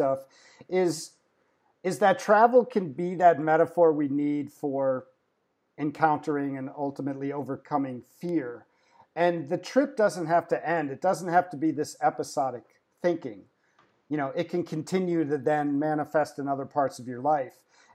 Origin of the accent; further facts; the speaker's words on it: Belgium; I grew up in Belgium